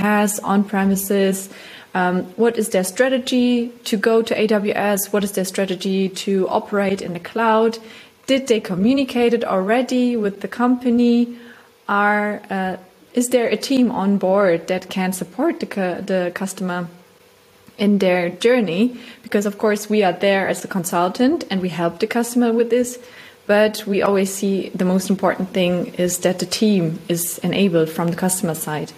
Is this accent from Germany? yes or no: yes; Germany; moved away as an adult; now in Vienna, Austria; I come from Germany. I live now in Vienna